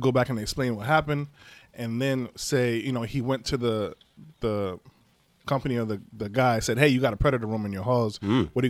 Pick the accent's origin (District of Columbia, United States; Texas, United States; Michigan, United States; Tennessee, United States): Michigan, United States; Flint; I'm from Flint, Michigan. I have seen many young black men who were provoked into violence.